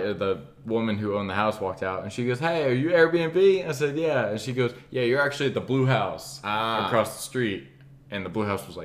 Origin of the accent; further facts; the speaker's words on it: Atlanta, Georgia, United States; we're from Atlanta, like essentially.